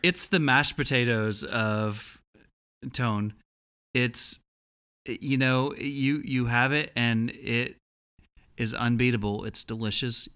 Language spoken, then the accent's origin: English; Texas, United States; I'm from Texas